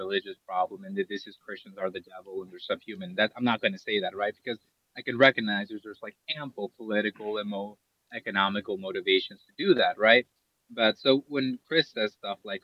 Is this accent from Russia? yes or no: no; Ecuador; I'm from Ecuador. I still speak Quechua, cool. Right? Like, I speak Spanish, I speak Quechua.